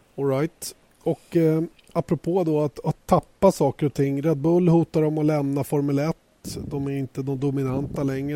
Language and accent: Swedish; Sweden; här hemma i Sverige